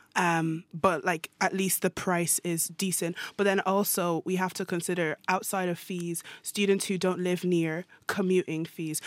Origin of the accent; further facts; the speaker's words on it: Ireland; moved away as an adult; now in Norway; I'm Irish